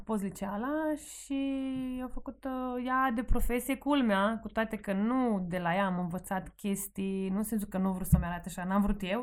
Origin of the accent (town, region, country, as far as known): Sighetu Marmației, Maramureș County, Romania; born or raised there; moved away as an adult; now in Bucharest, Romania